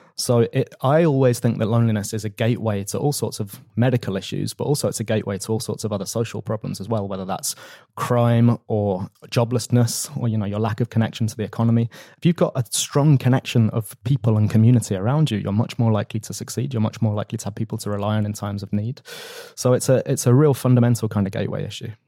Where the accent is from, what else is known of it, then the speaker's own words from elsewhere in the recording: London, United Kingdom; I was a council candidate where I grew up in North London